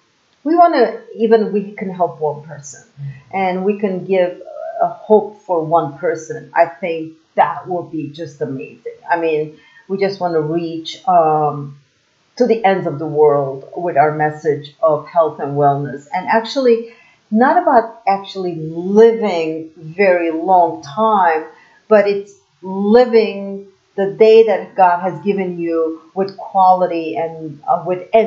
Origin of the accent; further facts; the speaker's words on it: Istanbul, Turkey; moved away as an adult; now in Las Vegas, United States; I'm from overseas. I'm from Istanbul, Turkey.